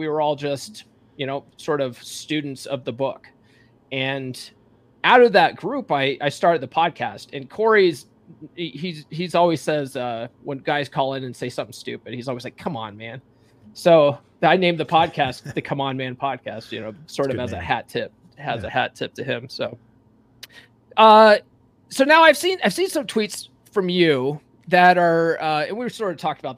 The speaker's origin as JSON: {"language": "English", "town": "Conifer", "region": "Colorado", "country": "United States", "tie": "born or raised there", "said": "So I'm a Colorado guy myself. You know, I grew up in Conifer and went to Evergreen High School."}